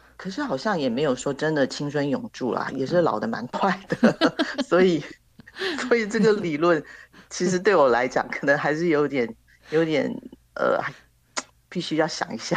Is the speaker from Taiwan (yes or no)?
yes; Taiwan; 我们台湾的芒果真的很甜